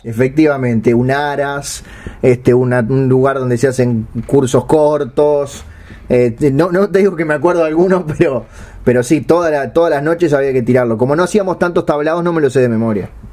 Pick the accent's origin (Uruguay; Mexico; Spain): Uruguay